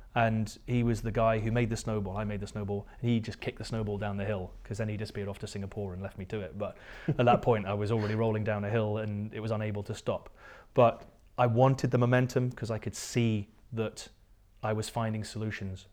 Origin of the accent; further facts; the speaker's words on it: near Ullapool, northwest coast of Scotland, United Kingdom; accent: English; also born or lived in Surrey, England; at the age of two, I think maybe my parents have been watching, um, the, the Good Life with Richard Brier's and Felicity Kendall, uh, and they decided that they were going to move to Scotland